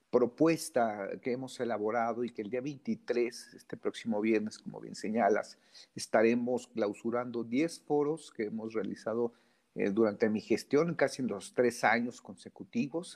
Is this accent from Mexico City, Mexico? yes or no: yes; Mexico City, Mexico; soy de la Ciudad de México